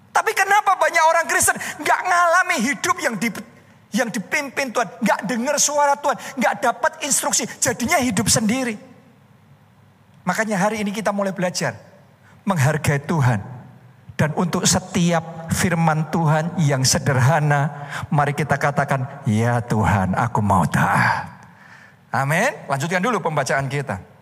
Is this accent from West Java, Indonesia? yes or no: no; Surakarta, Central Java, Indonesia; born there; also born or lived in United States; saya pulang ke Indonesia. Saya pulang ke Solo karena itu kota kelahiran saya.